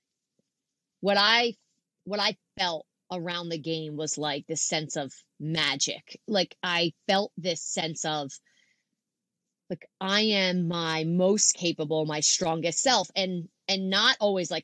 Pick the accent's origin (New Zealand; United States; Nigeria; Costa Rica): United States; Philadelphia, Pennsylvania; I'm like from Philadelphia